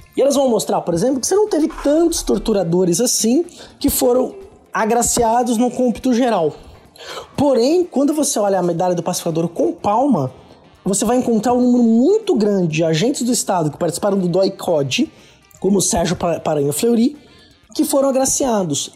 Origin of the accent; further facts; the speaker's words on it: Santos, São Paulo, Brazil; na minha região, eu sou de Santos, da Baixada Santista.